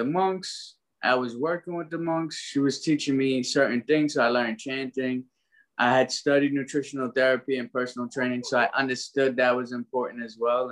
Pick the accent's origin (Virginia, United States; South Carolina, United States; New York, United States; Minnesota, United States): New York, United States; New York City; also born or lived in Trinidad; I was born in Brooklyn. But when I was born, my parents split up. So we ended up going back to Trinidad. I was 2 weeks old. I came back up here at 4.5.